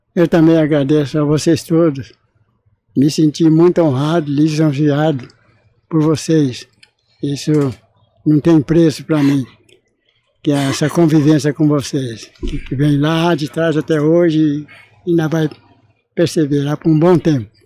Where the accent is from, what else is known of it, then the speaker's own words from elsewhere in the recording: Moçambique, Minas Gerais, Brazil; now in São Paulo, Brazil; Eu sou de Moçambique, lá de Minas.